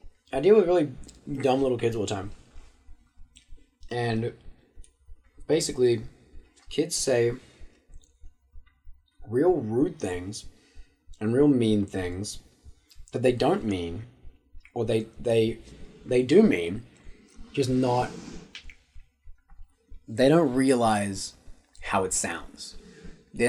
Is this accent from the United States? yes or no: no; Auckland, New Zealand; I went to Waitakere College for my whole high school